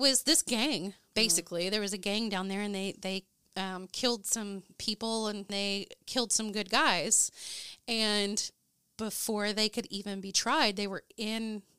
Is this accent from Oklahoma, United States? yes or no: yes; Ada, Oklahoma, United States; That stems from my hometown, in my hometown of Ada, Oklahoma.